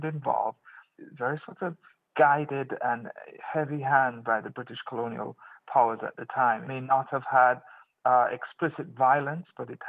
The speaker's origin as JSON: {"language": "English", "country": "Jamaica", "tie": "born or raised there", "moved": "yes", "said": "the life I had in Jamaica as a Jamaican."}